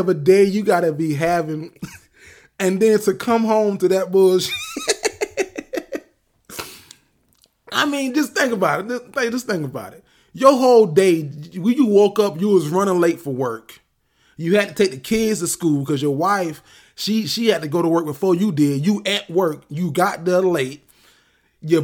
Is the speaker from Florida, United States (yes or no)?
yes; Florida, United States; I'm from Florida